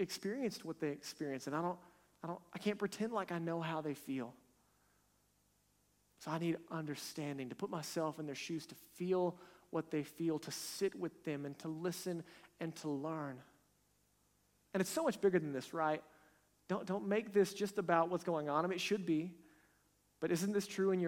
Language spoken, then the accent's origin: English; United States; our nation, America